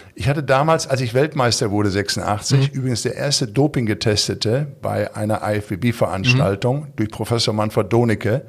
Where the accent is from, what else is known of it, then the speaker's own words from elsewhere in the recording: Recklinghausen, North Rhine-Westphalia, Germany; accent: Ruhrpott-Slang; moved away; ich komme aus dem Ruhrpott, ich bin in Recklinghausen Süd groß geworden